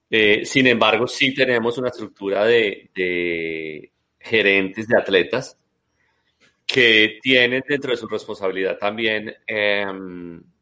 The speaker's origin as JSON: {"language": "Spanish", "country": "Colombia", "moved": "as an adult", "said": "yo también pues eh, salí de Colombia hace muchos, muchos años"}